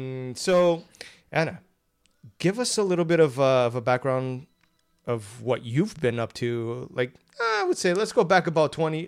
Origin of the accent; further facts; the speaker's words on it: Toronto, Ontario, Canada; We should also say that we're from Toronto